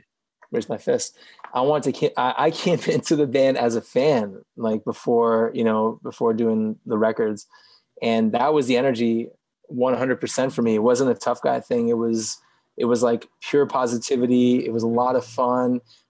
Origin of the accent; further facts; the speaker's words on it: Montreal, Quebec, Canada; I'm from Montreal.